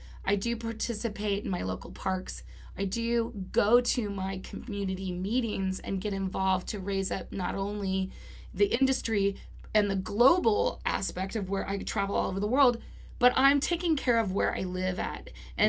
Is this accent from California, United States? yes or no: yes; Los Angeles, California, United States; also born or lived in Orange County; That's right. But I feel fortunate being here. I'm an LA kid.